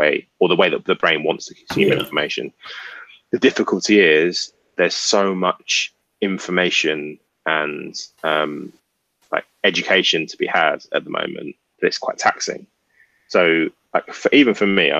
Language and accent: English; England, United Kingdom; now in London, United Kingdom; we're West Indian by heritage, but we grew up in England